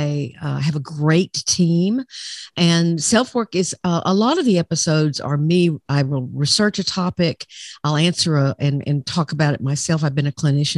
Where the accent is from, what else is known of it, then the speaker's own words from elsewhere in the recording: Arkansas, United States; I'm from Arkansas